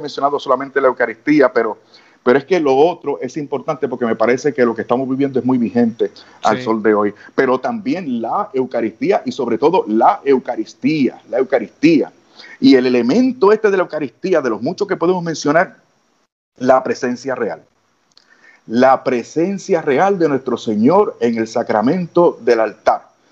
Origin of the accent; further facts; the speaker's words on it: Puerto Rico; tú sabes cómo somos los boricuas